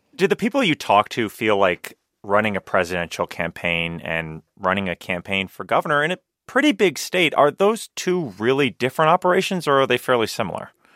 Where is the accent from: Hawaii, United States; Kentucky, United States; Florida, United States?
Florida, United States; my home state of Florida